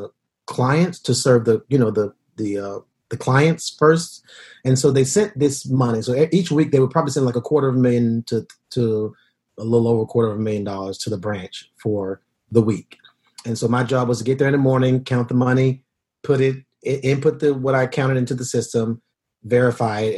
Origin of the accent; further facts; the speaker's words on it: Decatur, Georgia, United States; moved away as an adult; now in New York, United States; I grew up in Decatur